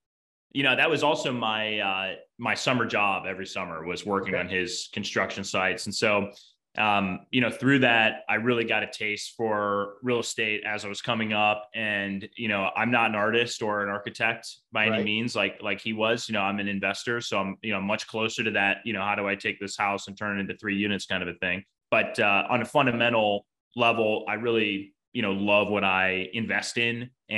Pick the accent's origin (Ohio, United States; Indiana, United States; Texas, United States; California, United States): Ohio, United States; Cleveland; moved away; also born or lived in New York; So Midwest, New York, back to Midwest. I'm actually from Cleveland is where I grew up. So a big Browns fan, very much a Midwesterner